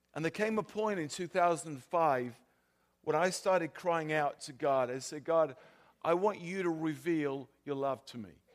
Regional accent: South of England, United Kingdom; accent: South of England; also born or lived in California; now in Sweden; my, my accent is, is from the South of England, not the South of the U S

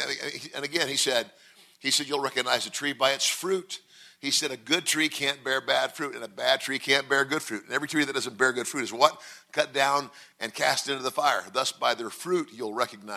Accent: Nebraska, United States; moved away as an adult; now in Mississippi, United States; Originally, I'm from Nebraska

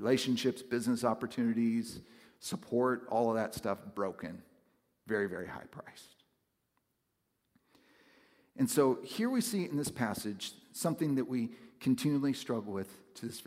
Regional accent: West Coast, United States; moved away; growing up on the West Coast, it's a much different culture

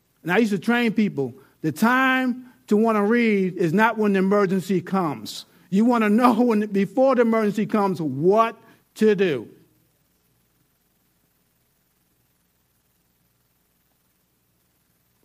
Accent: New York, United States; I'm from New York

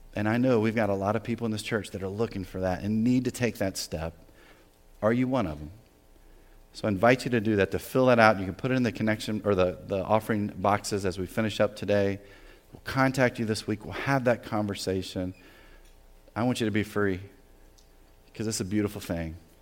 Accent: the South, United States; moved away as an adult; also born or lived in New Jersey; I grew up in the South, right? Very Southern rural area.

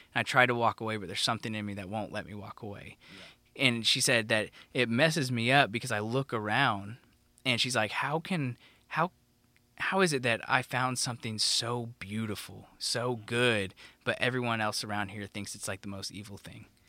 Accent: Oklahoma, United States; growing up in Oklahoma, we go to Falls Creek

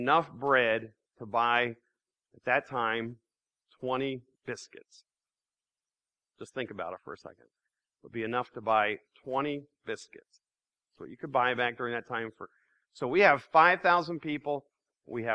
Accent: Lancaster, Pennsylvania, United States; I'm from Lancaster.

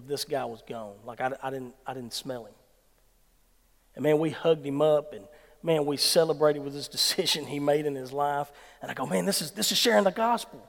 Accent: Dorsey, Mississippi, United States; I'm from Dorsey

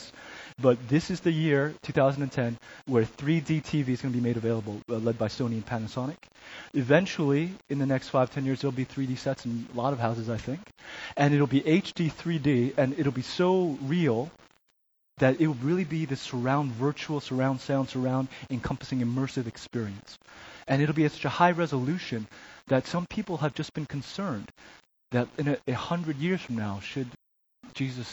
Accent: New Jersey, United States; moved away as an adult; also born or lived in Chicago; to live and grow up in New Jersey

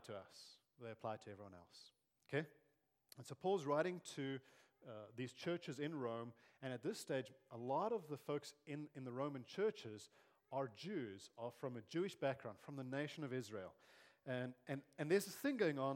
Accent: South Africa; growing up in South Africa in the 80s and early 90s

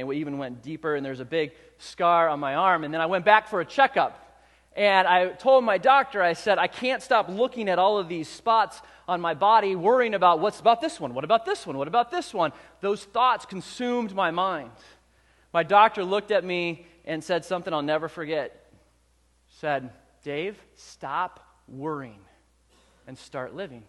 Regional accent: Southern California, United States; in the 80s, I was a young man growing up in Southern California.

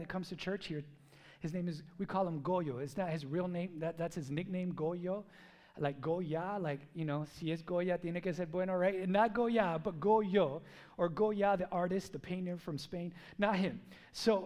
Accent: United States; I was born here. I'm a gringo, riqueño

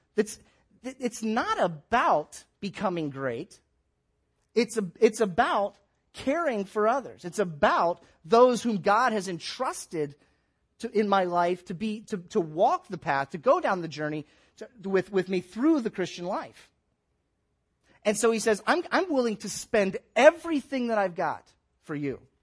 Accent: Tampa, Florida, United States; now in Columbus, United States; I grew up in the Tampa, St. Petersburg area

